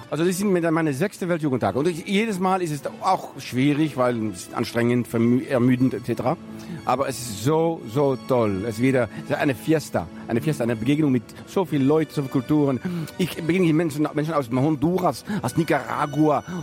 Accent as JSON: {"language": "German", "country": "Netherlands", "also_born_or_lived": "France", "accent": "slight French accent", "second_language": "German", "said": "Genau, ich komme aus Holland, aber ich habe schon viele Jahre auch in Frankreich durchgebracht. Und das äh, ist auch der Grund, warum ich auch ein bisschen einen französischen Akzent habe."}